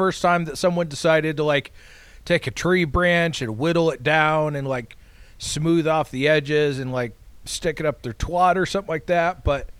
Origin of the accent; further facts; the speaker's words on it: Iowa, United States; I actually find that offensive as an Iowan.